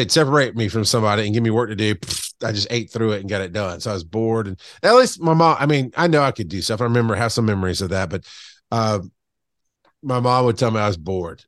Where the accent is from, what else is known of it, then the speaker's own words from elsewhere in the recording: Camilla, Georgia, United States; now in Atlanta, United States; I grew up in, uh, South Georgia, like deep South Georgia on the Florida line. Um, for most of my life. Camilla